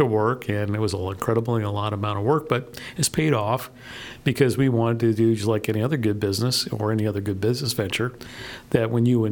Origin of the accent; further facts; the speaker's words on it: Miami, Florida, United States; also born or lived in Rio Grande Valley, Texas / San Francisco Bay Area, California; now in League City, United States; I grew up in South Florida and in the Miami area, and I've always been on the water